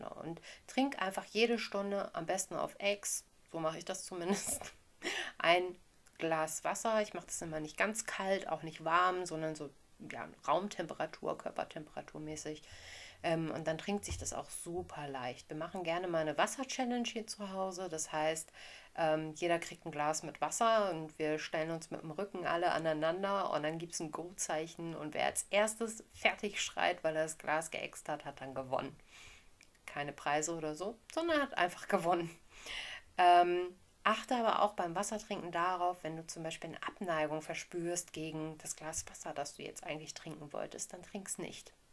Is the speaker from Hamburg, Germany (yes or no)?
yes; Hamburg, Germany; born there; Ich bin Nordlicht, bin in Hamburg geboren.